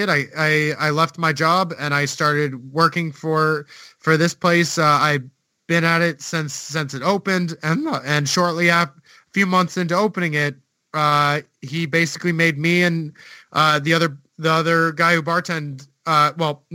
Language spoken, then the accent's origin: English; United States; moved away as an adult; now in Iceland